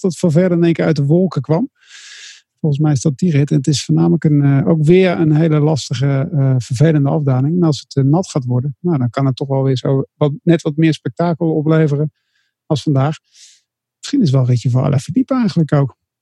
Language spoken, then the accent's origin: Dutch; Netherlands; als Nederlander